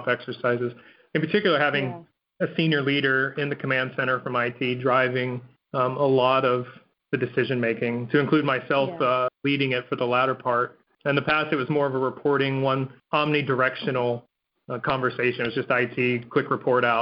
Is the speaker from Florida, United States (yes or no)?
yes; Florida, United States; And I grew up in Florida.